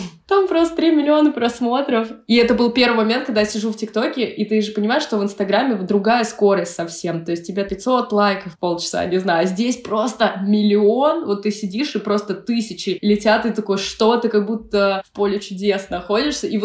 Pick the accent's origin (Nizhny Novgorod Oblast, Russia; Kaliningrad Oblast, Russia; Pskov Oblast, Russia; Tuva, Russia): Pskov Oblast, Russia; То есть я выросла в псковских краях, это, в принципе, не русский север, но такой э